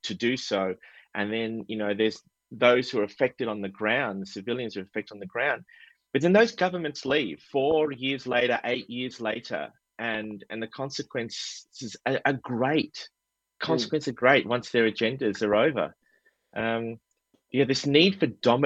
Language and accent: English; Australia; I was born and raised in Australia